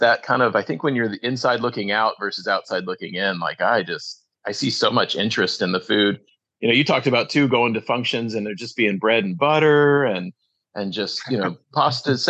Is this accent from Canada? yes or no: no; Midwest, United States; also born or lived in Illinois / Ohio; I grew up in Illinois and Ohio